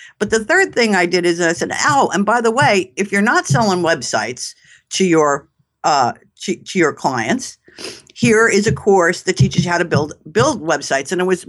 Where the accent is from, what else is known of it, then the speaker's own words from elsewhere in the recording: New York, United States; I mean, if you can't tell from my accent, I'm a New Yorker.